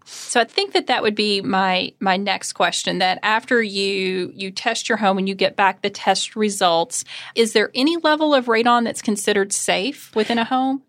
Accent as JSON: {"language": "English", "region": "Kentucky", "country": "United States", "tie": "born or raised there", "said": "growing up in Kentucky"}